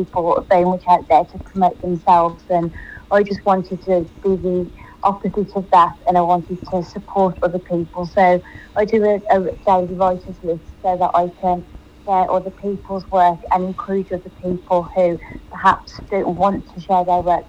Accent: Birmingham, West Midlands, United Kingdom; accent: English; I'm from Birmingham in the UK, hence the English accent

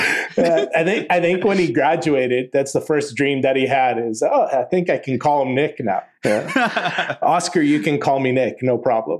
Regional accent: Calgary, Alberta, Canada; moved away as an adult; also born or lived in Ann Arbor, Michigan; now in Montreal, Canada; I'm originally from Calgary, Alberta, and live out here now. I've been here for the past eight years.

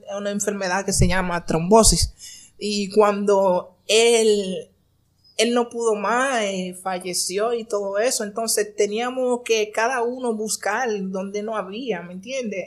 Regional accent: Barahona, Dominican Republic; Nací en Barahona nací en Barahona, de una familia muy pobre

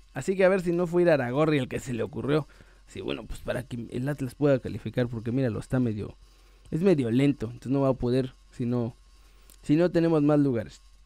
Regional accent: Mexico; moved away as an adult; now in Spain; Yo soy mexicano hasta el hueso.

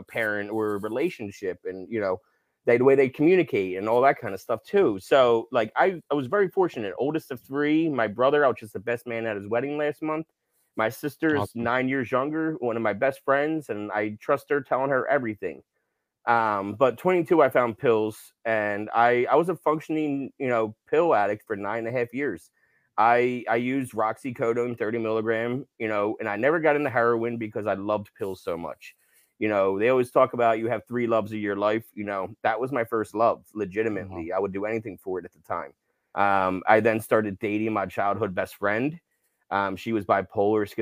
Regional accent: New Jersey, United States; I grew up in South Jersey, man, right outside of Philly

